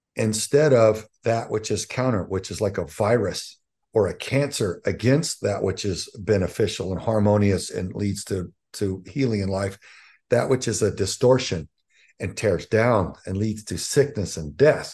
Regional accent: Southern Texas, United States; I, I grew up in Southern Texas

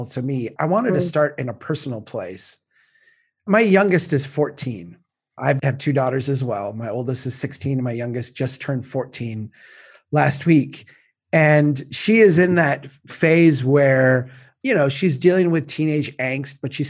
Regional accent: Baxter, Minnesota, United States; I grew up in Baxter and I'm from Brainerd

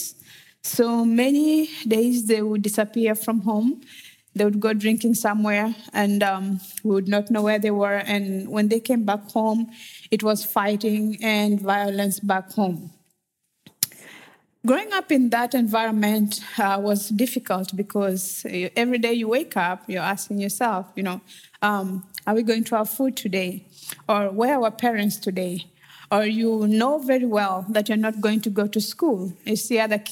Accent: Western Kenya, Kenya; moved away; I'm originally from Kenya, and I grew up in a small village in Western Kenya

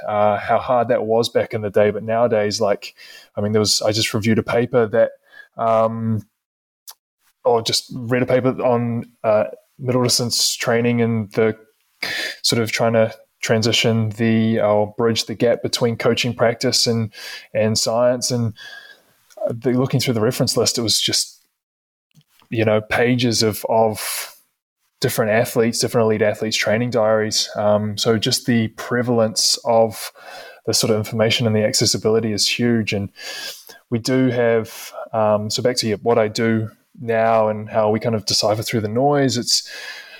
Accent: New Zealand; moved away as an adult; as a Kiwi, as an international athlete

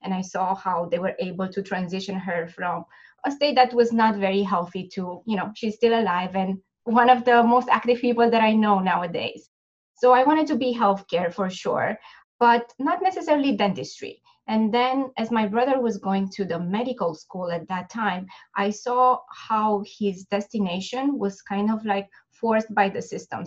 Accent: Romania; moved away as an adult; now in United States; I'm originally from Romania, and I finished my dental school in Bucharest

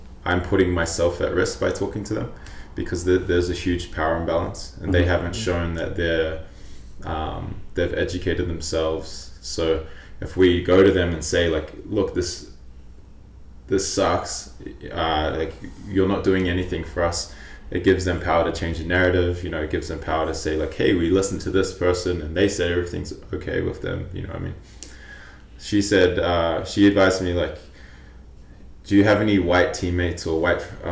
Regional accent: New Zealand; now in Calgary, Canada; I'm Polynesian, my background, I grew up in New Zealand

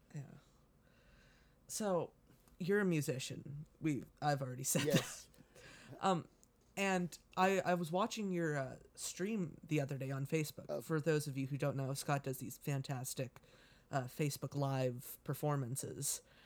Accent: Canada; as a Canadian

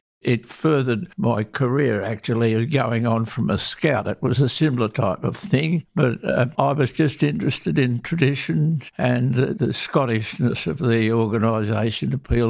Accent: Essendon, Victoria, Australia; My mother, both my mother and father, lived within the precinct of Essendon and Moonee Ponds and in this district. I was born here.

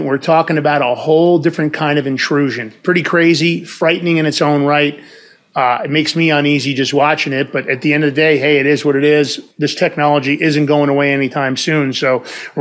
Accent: New York, United States; we grew up in New York

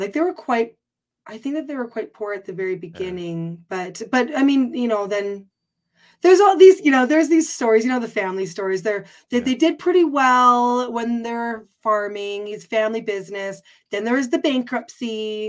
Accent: Canada; born there; I was, though. My mother's American.

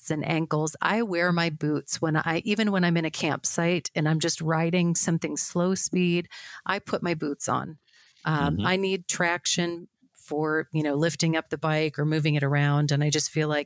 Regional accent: South Dakota, United States

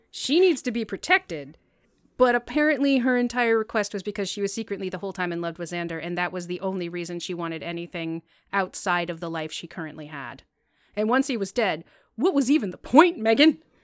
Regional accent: United States; I'm American

